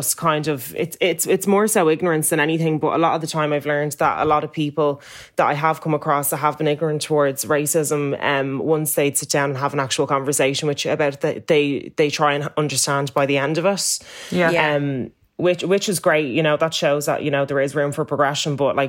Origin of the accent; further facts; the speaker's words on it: Ireland; I'm coming from Ireland, which is predominantly white, then going to South Carolina to an all black school